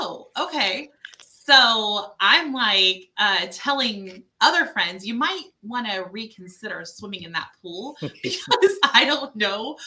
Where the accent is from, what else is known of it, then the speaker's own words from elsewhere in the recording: Ohio, United States; moved away; I'm originally from Ohio